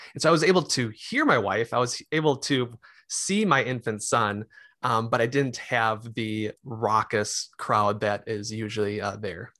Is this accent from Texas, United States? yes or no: no; Mahtomedi, Minnesota, United States; also born or lived in Arden Hills, Minnesota / Rochester, Minnesota; now in Lakeville, United States; grew up in, um, Matamidi.